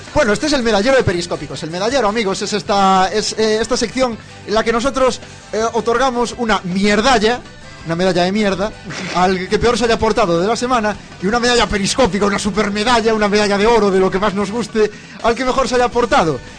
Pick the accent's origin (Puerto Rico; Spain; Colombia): Spain; Santiago de Compostela, Galicia; Yo soy de Santiago